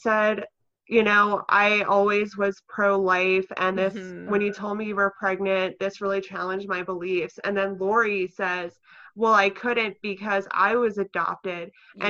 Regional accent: West Virginia, United States; I grew up in West Virginia and I was raised Catholic. I actually went to Catholic school from 5th to 8th grade.

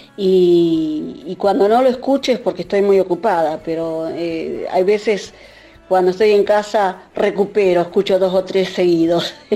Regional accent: Concordia, Entre Ríos, Argentina; moved away as an adult; also born or lived in Tenerife; now in Dublin, Ireland; Soy oriunda de Concordia

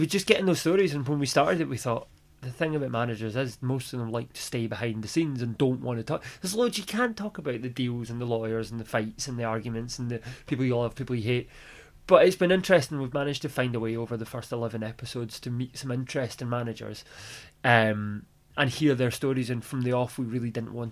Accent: Glasgow, Scotland, United Kingdom; I grew up in Glasgow

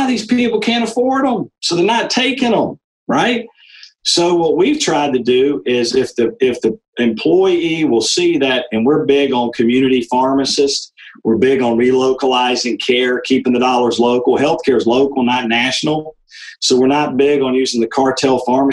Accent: Macon, Georgia, United States; My father was a 40-year OBGYN in private practice in Macon, Georgia

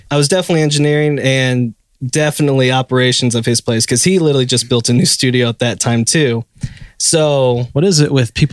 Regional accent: Indiana, United States; now in Nashville, United States; I'm from Indiana.

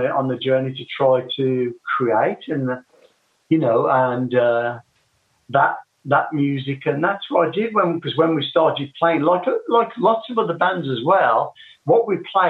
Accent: West Bromwich, West Midlands, United Kingdom; I grew up in West Bromwich, you know. Yep. That's where I was born.

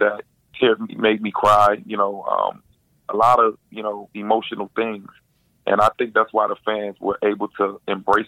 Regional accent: Miami, Florida, United States; born and raised in Miami

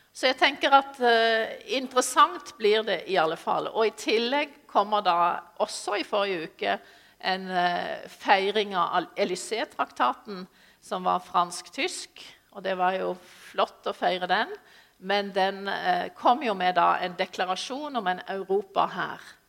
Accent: Sørlandet, Norway; jeg er sørlending

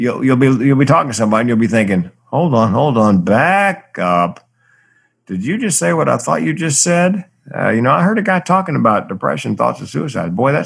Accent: the South, United States; I grew up in the South where big boys didn't cry

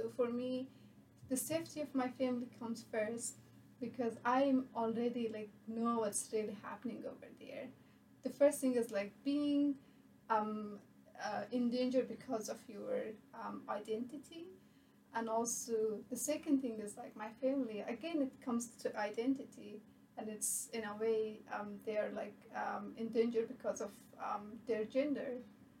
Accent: Bamyan, Afghanistan; moved away as an adult; now in United States; I'm from Afghanistan, and I'm from Bamyan, which is my hometown.

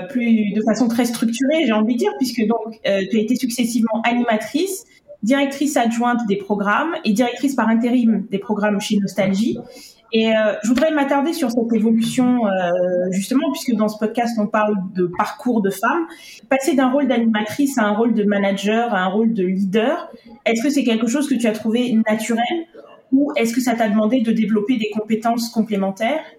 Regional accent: Abidjan, Côte d’Ivoire; je suis née en Côte d'Ivoire, à Abidjan, et j'ai grandi en Côte d'Ivoire

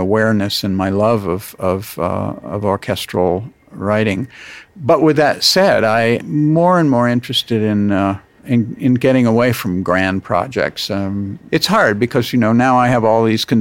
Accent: United States; my life as an American

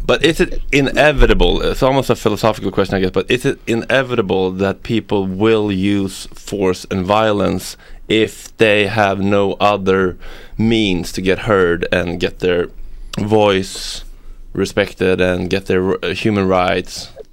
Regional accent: Sweden; English is a second language; we're Swedes, and our English is not as good as we would like to think.

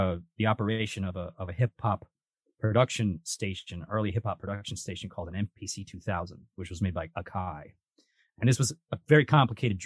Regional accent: New York, United States; We're like a New York band

